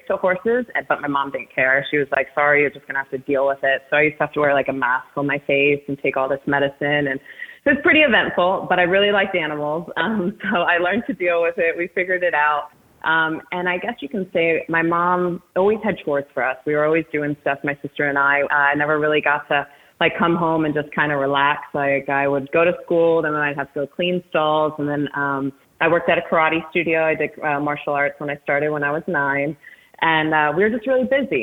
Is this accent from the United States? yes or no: yes; Reading, Pennsylvania, United States; moved away as an adult; also born or lived in Phoenix, Arizona; now in Arizona, United States; I grew up in Reading, Pennsylvania.